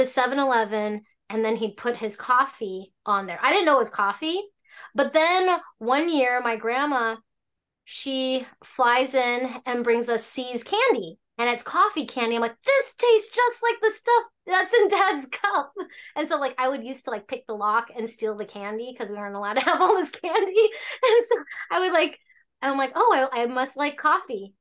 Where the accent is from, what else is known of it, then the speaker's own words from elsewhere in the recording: Alaska, United States; also born or lived in Hong Kong; I was born in Hong Kong, raised in Alaska